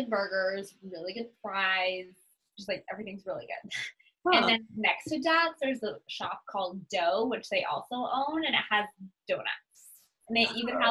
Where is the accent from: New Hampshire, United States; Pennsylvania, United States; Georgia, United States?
New Hampshire, United States; also born or lived in Boston, Massachusetts; now in Florida, United States; I mostly grew up in New Hampshire, kind of in New England in general. I was born in Boston. We lived in multiple different houses.